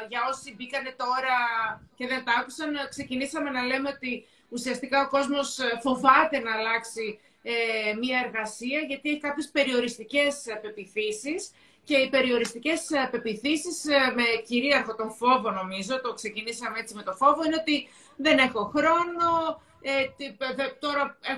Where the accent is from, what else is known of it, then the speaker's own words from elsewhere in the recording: Thessaloniki, Central Macedonia, Greece; είμαστε και οι δύο Θεσσαλονικές, είμαστε από τη Θεσσαλονίκη.